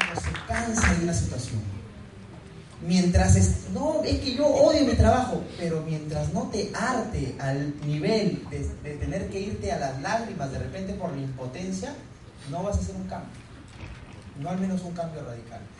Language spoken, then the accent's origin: Spanish; Huanchaco, La Libertad, Peru; moved away; yo soy de Huanchaco, de la playa, me encanta el mar, andar en sandalias